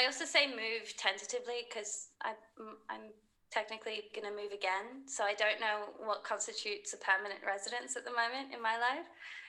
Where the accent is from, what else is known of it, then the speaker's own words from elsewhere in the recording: Sydney, New South Wales, Australia; accent: American twang; moved away as an adult; now in United Kingdom; Well, I grew up in Sydney, but my parents are South African, and then I also have British family, so there's also the British element, and then lots of American television influence, so that's where the American kind of twang comes from as well.